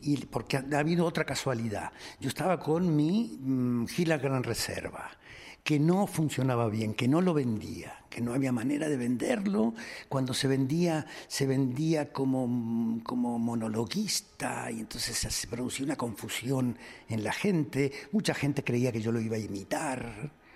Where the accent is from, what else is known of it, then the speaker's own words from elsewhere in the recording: Argentina; moved away; en Argentina, en mi país. Yo hacía 10 años que no iba.